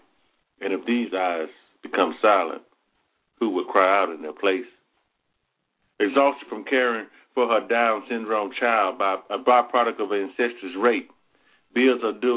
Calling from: Athens, Alabama, United States; Athens, Alabama.

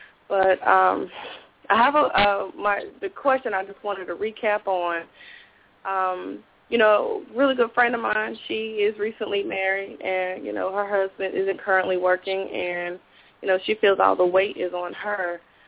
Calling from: High Point, North Carolina, United States; I'm calling from High Point.

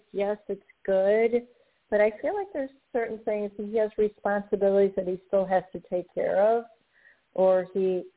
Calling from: Tampa, Florida, United States; I am calling tonight from Tampa, Florida

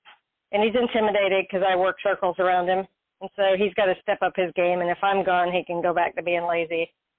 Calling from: Florida, United States

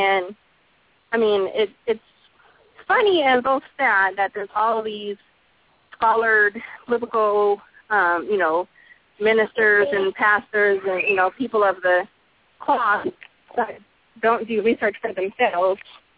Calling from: Texas, United States; I'm from Texas.

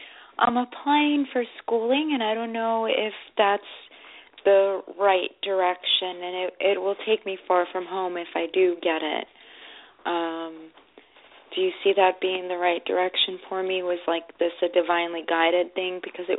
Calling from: Rockland, New York, United States

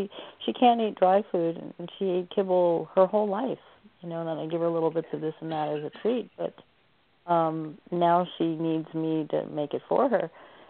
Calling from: Oregon, United States

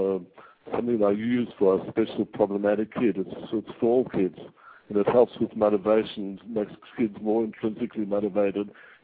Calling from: Israel; I'm actually calling from Israel.

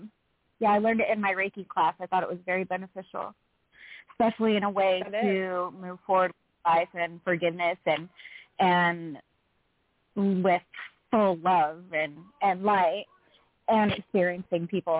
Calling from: Utah, United States; …, calling from Utah.

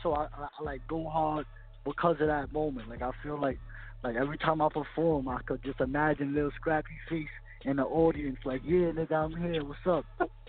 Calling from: Brooklyn, New York, United States; Brooklyn, New York.

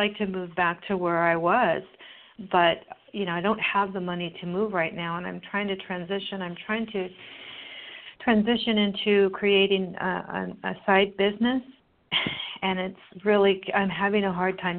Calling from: California, United States; I'm from California.

